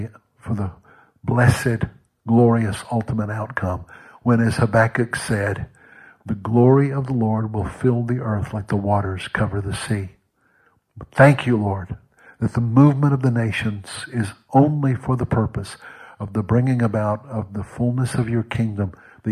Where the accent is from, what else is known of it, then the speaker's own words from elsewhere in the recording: Mississippi, United States; moved away as an adult; also born or lived in Gulf Coast / Arkansas / Texas / London, England; now in North Carolina, United States; from my boyhood in Mississippi